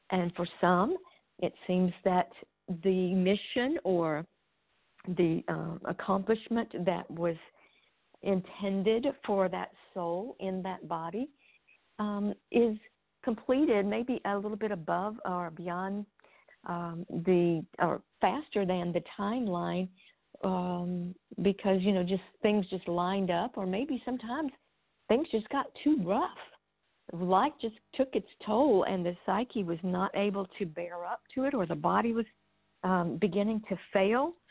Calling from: Nashville, Tennessee, United States; I'm I'm near Nashville, Tennessee.

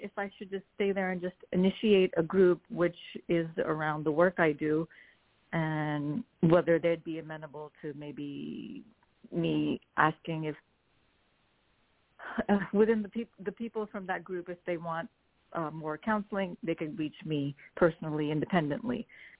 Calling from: New Jersey, United States; I'm calling from New Jersey.

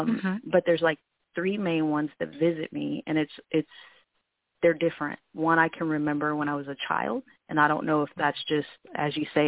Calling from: Vancouver, Washington, United States; Vancouver, Washington, but the area code is Portland, Oregon.

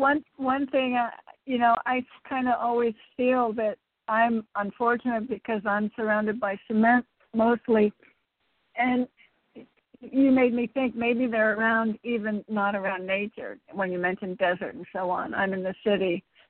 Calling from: Connecticut, United States; Hi, this is … from Connecticut with the Lost and Found Keys.

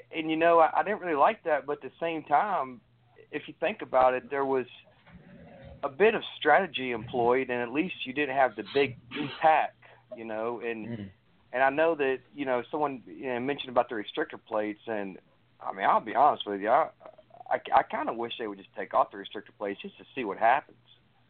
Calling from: Raleigh, North Carolina, United States; Hey there … out of Raleigh, North Carolina.

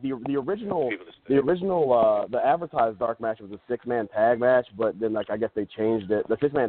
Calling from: Toledo, Ohio, United States; Hey, what's up, guys? … from Toledo.

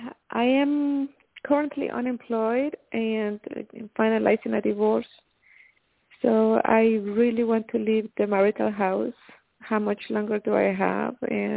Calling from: Miami, Florida, United States; I'm calling from Miami

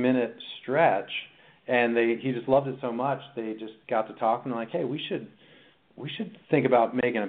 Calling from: California, United States; Well, I am in sunny Southern California this morning.

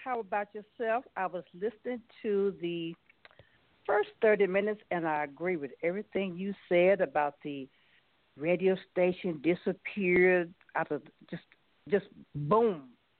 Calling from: Glen Burnie, Maryland, United States; I am calling from Glen Burnie, Maryland, which typically everyone knows as the DMV, which is D.C., Maryland, Virginia.

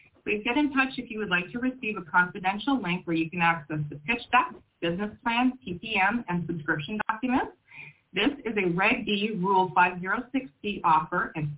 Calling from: Toronto, Ontario, Canada; I'm actually checking in from Toronto, Ontario, Canada.

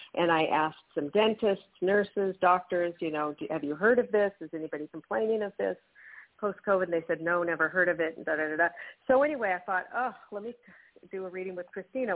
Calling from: New Mexico, United States; I'm calling from New Mexico.

